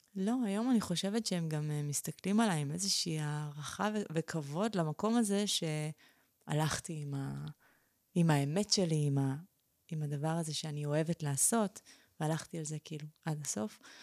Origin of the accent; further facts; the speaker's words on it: Israel; אני נולדתי בארץ